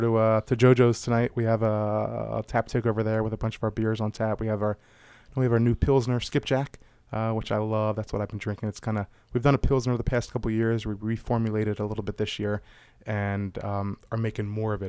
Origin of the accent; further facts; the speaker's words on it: Baltimore, Maryland, United States; growing up around Maryland, uh, around Baltimore.